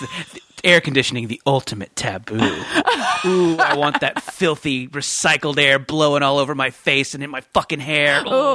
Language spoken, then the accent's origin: English; Orange County, California, United States; also born or lived in Beaumont, Texas / Santa Cruz, California; now in Los Angeles, United States; as I've lived in California basically my whole life, although I was born in Beaumont, Texas, but we moved to Orange County pretty soon after that.